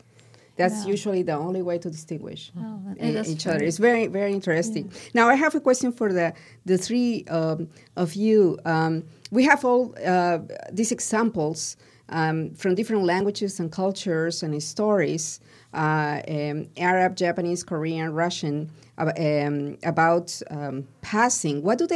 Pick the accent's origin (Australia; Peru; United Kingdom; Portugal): Peru; I'm from Peru.